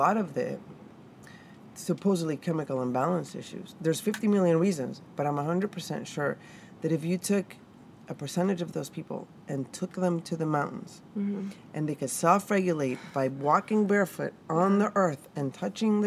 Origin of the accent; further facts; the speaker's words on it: Mexico; moved away; growing up in Mexico, anytime you were sick or whatever, it's grab this flower, grab this plant, rub this thing on it